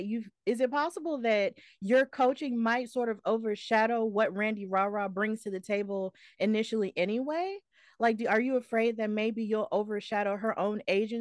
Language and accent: English; Alabama, United States; I'm from Alabama